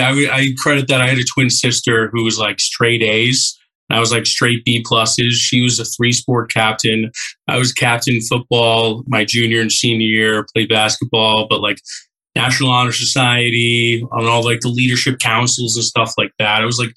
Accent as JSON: {"language": "English", "town": "Millis", "region": "Massachusetts", "country": "United States", "tie": "born or raised there", "said": "Medway, Medfield, Hoppington. We are by far the smallest town, and we had this motto, small school, big family. Like, I graduated with 69 people."}